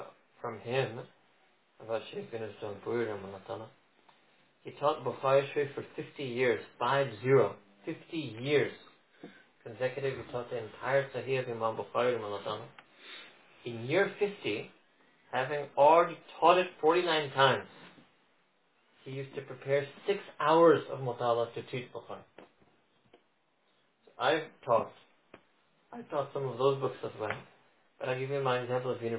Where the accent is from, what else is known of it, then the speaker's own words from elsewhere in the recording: United States; born and raised in America, like me